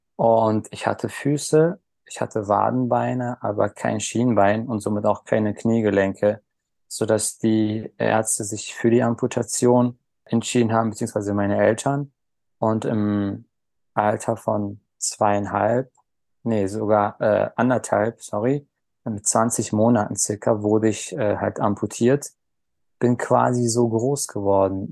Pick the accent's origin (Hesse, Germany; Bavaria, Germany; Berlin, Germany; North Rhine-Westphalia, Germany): Berlin, Germany; Geboren bin ich 1988 in Berlin